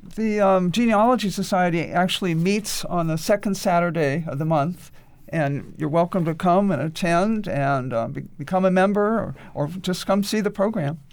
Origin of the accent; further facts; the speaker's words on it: New York, United States; moved away; also born or lived in Boston; I was born in Boston, raised in New York